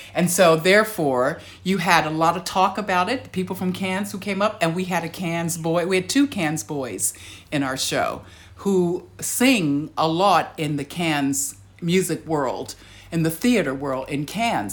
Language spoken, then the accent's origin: English; United States; now in Australia; being American